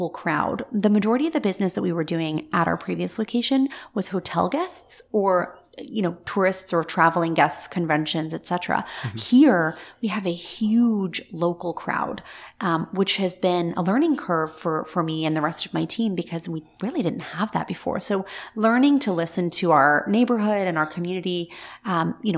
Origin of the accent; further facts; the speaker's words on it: Scotland, United Kingdom; now in Central Florida, United States; I was born in Scotland and a very large part of my heart and soul still feels like it lives in Scotland. We bought a home there maybe about 4 years ago in the town that I grew up in.